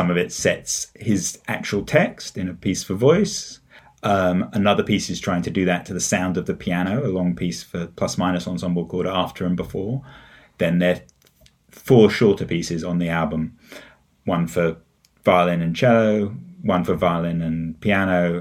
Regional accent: England, United Kingdom; also born or lived in United States; I grew up in England, although I've spent quite a lot of my life in the US as well.

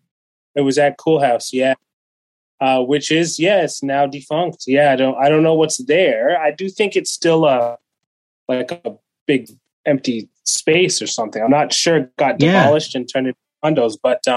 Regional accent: Kenya; born there; And long story short, I was born in Kenya.

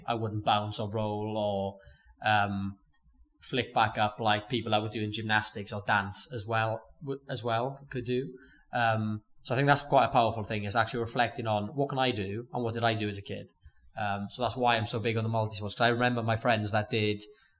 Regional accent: Port Talbot, Wales, United Kingdom; Port Talbot.

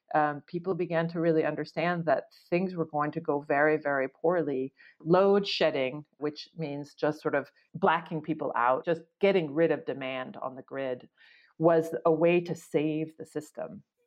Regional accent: rural Oregon, United States; I grew up in Oregon, uh, rural Oregon

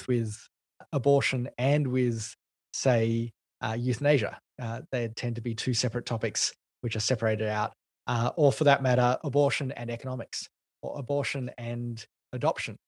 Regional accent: Australia; also born or lived in United Kingdom; as an Australian

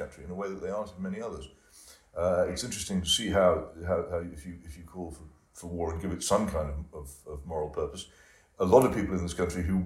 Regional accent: United Kingdom; speaking as a British patriot

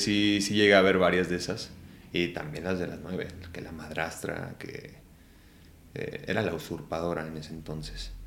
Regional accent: Ciudad Guzmán, Jalisco, Mexico; moved away; Nací en Ciudad Guzmán, Jalisco

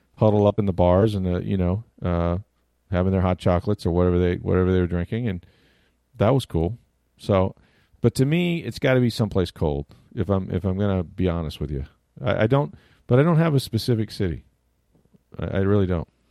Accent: Florida, United States; I grew up in Florida

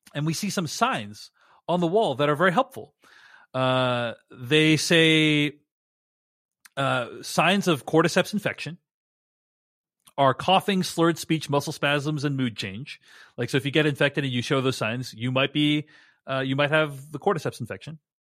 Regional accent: Boston, Massachusetts, United States; I'm from Boston

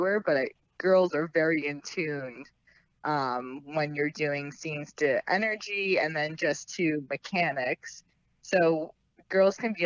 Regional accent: Morris County, New Jersey, United States; we're from Morris County.

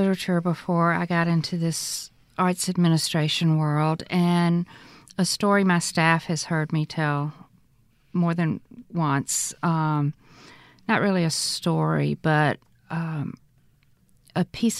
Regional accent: Mississippi Delta, United States; what my experience growing up in the Delta was like

